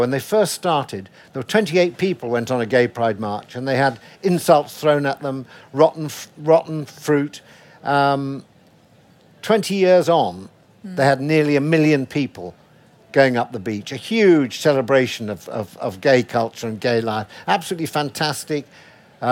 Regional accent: Sheffield, Yorkshire and the Humber, United Kingdom; I'm from Sheffield

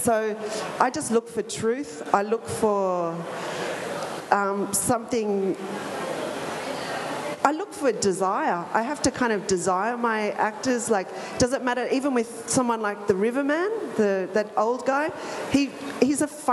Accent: Australia; my role as an Australian

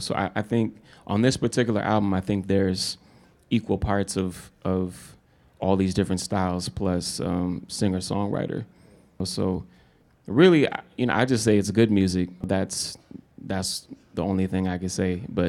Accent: Minneapolis, Minnesota, United States; Well, I am from Minneapolis

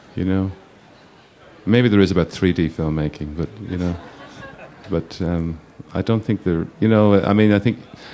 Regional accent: Ireland; being Irish.

